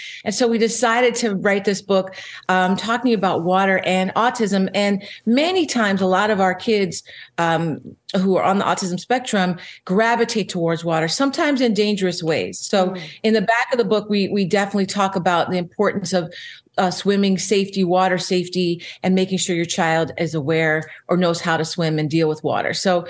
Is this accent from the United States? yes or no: yes; Philadelphia, Pennsylvania, United States; now in Los Angeles, United States; When I came to LA from Philadelphia many years ago and walked along that boulevard, I remember looking down going, maybe I could get one of these one day.